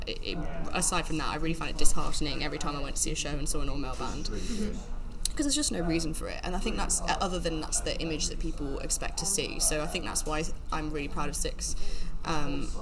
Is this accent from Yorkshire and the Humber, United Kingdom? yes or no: no; Warwickshire, West Midlands, United Kingdom; moved away; I'm from Warwickshire, and it is a grammar school